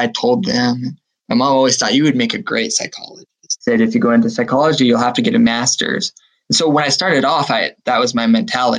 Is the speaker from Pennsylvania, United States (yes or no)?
no; Massachusetts, United States; I grew up in Massachusetts.